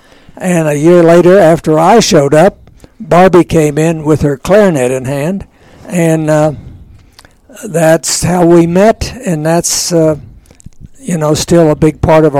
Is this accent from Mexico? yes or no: no; Tulsa, Oklahoma, United States; moved away as an adult; I was born in Tulsa, Oklahoma. Very proud Tulsan, where my family lived and lived until they passed on, and where I lived until I entered the Air Force.